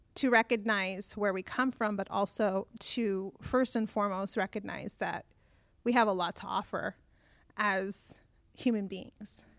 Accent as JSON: {"language": "English", "town": "Burbank", "region": "California", "country": "United States", "tie": "born or raised there", "also_born_or_lived": "Orange County, California / Anaheim, California", "said": "I myself was born in Burbank, California"}